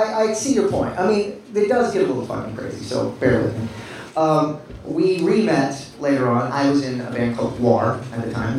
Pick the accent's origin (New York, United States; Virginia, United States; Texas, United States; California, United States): Texas, United States; I'm from Texas, if you couldn't tell by my stupid fucking accent.